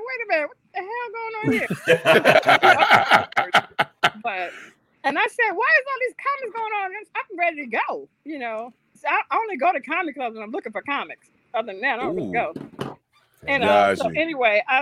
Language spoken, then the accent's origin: English; North Carolina, United States; moved away; also born or lived in New Jersey; I grew up in North Carolina